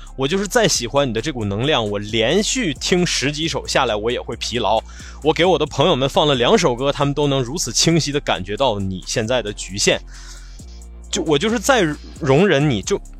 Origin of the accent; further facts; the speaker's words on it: Northeast China, China; accent: Northeastern (Dongbei); 用我们东北话说